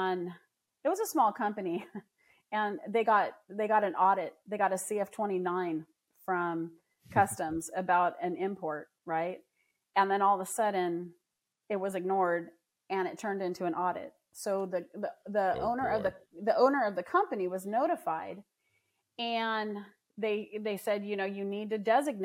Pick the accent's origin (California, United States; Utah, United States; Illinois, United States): California, United States; Southern; I grew up in Southern California